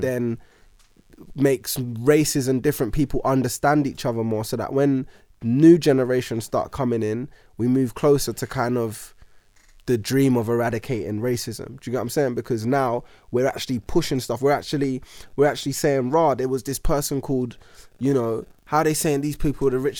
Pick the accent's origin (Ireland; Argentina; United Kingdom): United Kingdom; also born or lived in New Zealand; living in, you know, Britain and being British